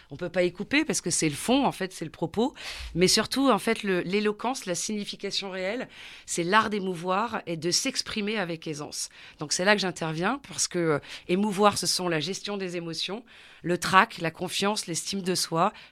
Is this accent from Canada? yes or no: no; southern France, France; Donc, effectivement, moi, je viens du sud de la France, donc tout ça est encore bien une histoire sociale et culturelle, où dans une famille nombreuse